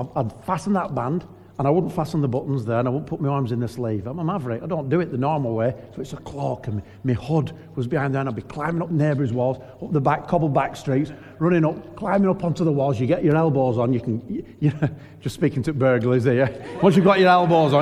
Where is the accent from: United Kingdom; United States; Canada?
United Kingdom; Lancashire, North West England; moved away as an adult; now in York, United Kingdom; I'm just a normal bloke from Lancashire